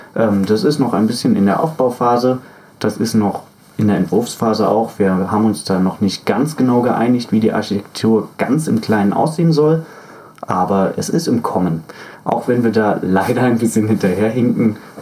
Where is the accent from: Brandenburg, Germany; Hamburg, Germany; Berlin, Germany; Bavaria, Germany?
Berlin, Germany; moved away; also born or lived in Fürstenwalde; ich komme ja ursprünglich zwar aus Berlin